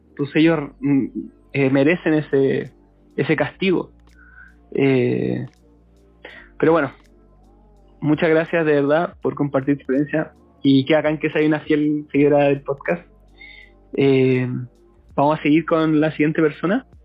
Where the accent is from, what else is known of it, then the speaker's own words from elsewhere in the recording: Coyhaique, Aysén, Chile; now in Concepción, Chile; tengo 26, soy de Coyhaique, pero ahora vivo en Conce. Como estoy aquí ya hace, hace hartos añitos ya